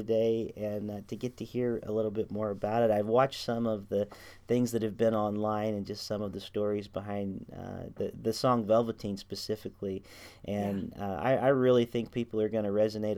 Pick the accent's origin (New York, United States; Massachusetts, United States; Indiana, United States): Indiana, United States; Anderson/Middletown area; am actually from that area as well. My family is all from the Anderson Middletown area.